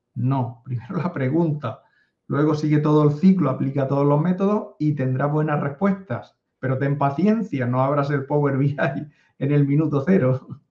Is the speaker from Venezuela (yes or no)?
no; a coastal town in the Murcia area, Region of Murcia, Spain; yo soy una persona que vive en un pueblo de la costa de España de 14.000 habitantes, a 500 kilómetros de Madrid